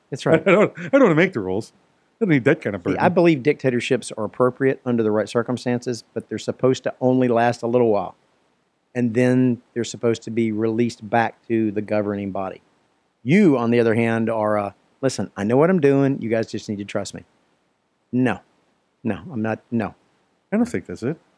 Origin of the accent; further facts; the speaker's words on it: Poland; I am from Poland. I, am, I am not from the Deutschland.